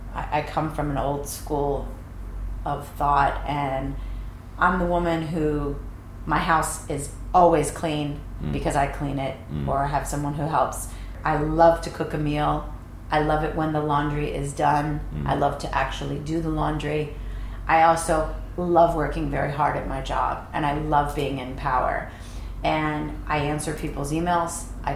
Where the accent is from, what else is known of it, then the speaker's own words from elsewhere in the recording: East Coast, United States; Luckily, I'm from the East Coast, so I feel like I have a great negotiating skills